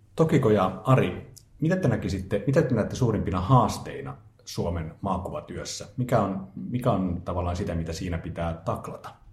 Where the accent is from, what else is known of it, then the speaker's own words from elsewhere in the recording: Finland; now in Japan; mä olen Suomesta